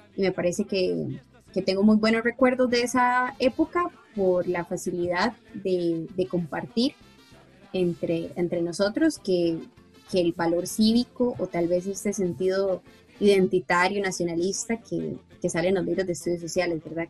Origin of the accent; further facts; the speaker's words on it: Coronado, San José, Costa Rica; yo soy de Coronado